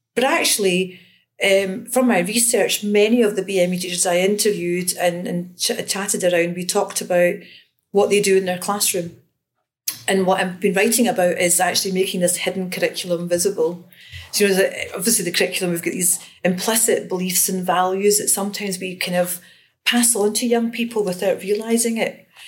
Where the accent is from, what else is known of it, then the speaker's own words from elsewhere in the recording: Glasgow, Scotland, United Kingdom; I grew up in Glasgow, and um, I attended a school in the south side of Glasgow